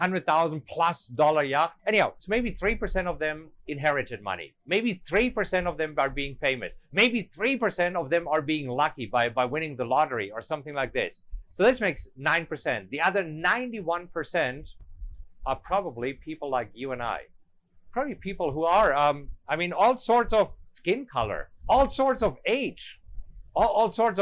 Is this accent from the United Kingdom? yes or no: no; Germany; English is a second language; moved away as an adult; now in United States; I'm an immigrant. You know, I'm German. I came from Germany